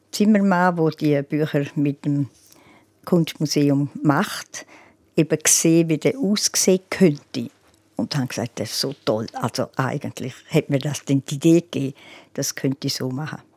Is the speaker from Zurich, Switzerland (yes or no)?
no; Graubünden, Switzerland; Ja gut, ich fühle mich als Bündnerin und die Giacomettis sind ja auch Bündner.